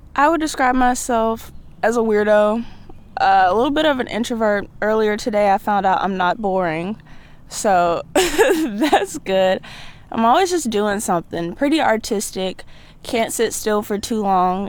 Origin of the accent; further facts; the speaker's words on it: Byram, Mississippi, United States; moved away as an adult; now in Troy, United States; I am from Byron, Mississippi. I tell people Jackson a lot 'cause they have no idea where Byron is, but it's right next door to Jackson.